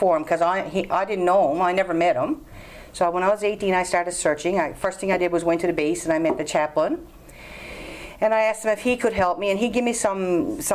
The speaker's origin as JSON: {"language": "English", "town": "Fox Harbour", "region": "Newfoundland and Labrador", "country": "Canada", "tie": "born or raised there", "said": "I'm from Fox Harbor, a little town about 20 minutes from here"}